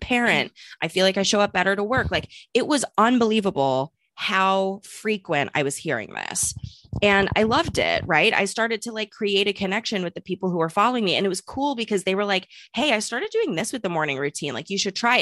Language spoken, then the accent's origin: English; St. Louis, Missouri, United States; moved away; also born or lived in New York; I'm from Saint Louis, not necessarily a small town by any means, but, you know, a Midwest girl moved to New York